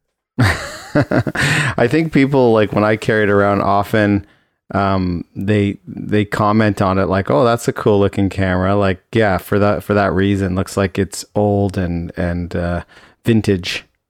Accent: Toronto, Ontario, Canada; I grew up in Toronto, so I was there

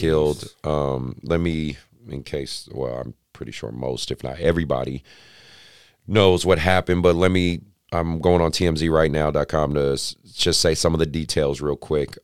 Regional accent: Oakland, California, United States; I grew up in Oakland

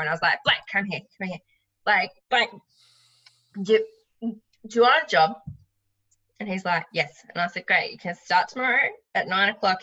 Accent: Noosa, Queensland, Australia; also born or lived in Melbourne, Victoria; I'm originally from the Sunshine Coast, sort of around the Noosa area, but I lived in Melbourne for six years

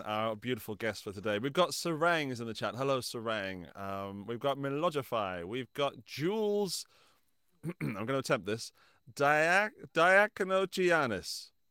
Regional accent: England, United Kingdom; moved away as an adult; now in Austria; living in England, my, my home country

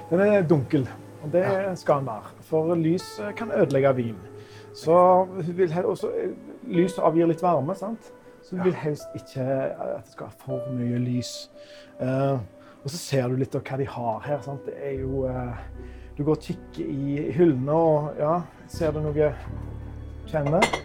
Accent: Norway

